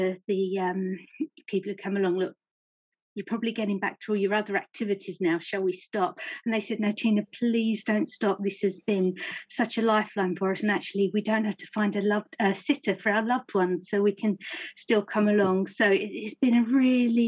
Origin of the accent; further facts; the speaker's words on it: Romford, London, United Kingdom; I'm an Essex girl. I was born and brought up in Romford.